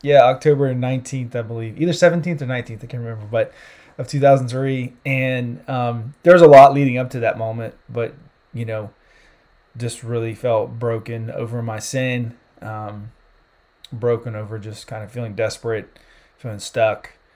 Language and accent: English; South Carolina, United States; moved away as an adult; also born or lived in California / Central Europe; now in Indianapolis, United States; I'm originally from South Carolina. Grew up down there, you know, consider myself a Southern boy at heart.